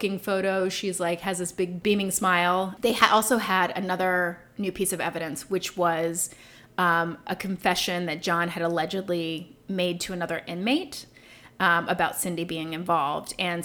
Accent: New York, United States; moved away as an adult; now in Atlanta, United States; I was so from New York

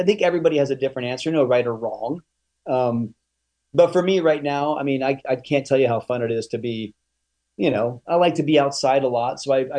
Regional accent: the South, United States; I'm from the South again.

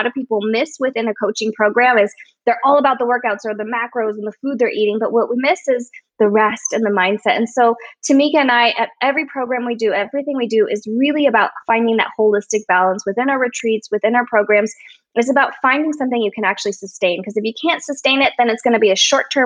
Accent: United States; I'm Chinese American

